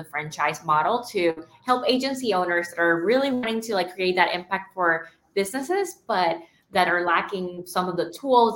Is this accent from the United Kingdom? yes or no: no; Nicaragua; I'm from Nicaragua